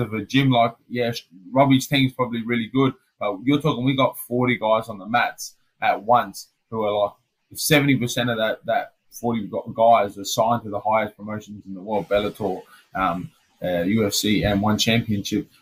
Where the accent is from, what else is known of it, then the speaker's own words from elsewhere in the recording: Adelaide, South Australia, Australia; I come from Adelaide